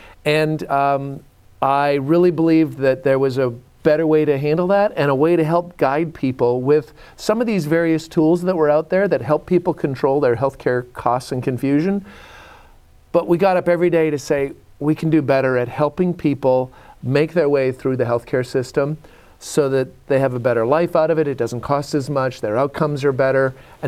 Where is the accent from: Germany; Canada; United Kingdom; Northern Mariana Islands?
Canada; moved away as an adult; now in United States; I'm from Canada. Okay, up and down. So you had warmth that I had snowy Rocky Mountains that I grew up in.